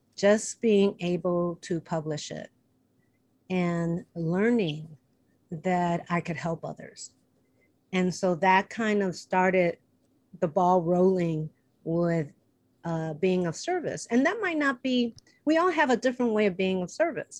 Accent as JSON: {"language": "English", "town": "Chicago", "region": "Illinois", "country": "United States", "moved": "yes", "lives_now": "Los Angeles, United States", "said": "I'm from Chicago, where humidity is like a hundred percent"}